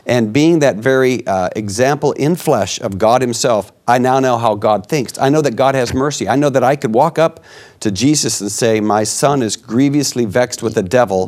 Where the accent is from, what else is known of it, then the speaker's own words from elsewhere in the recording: United States; I'm an American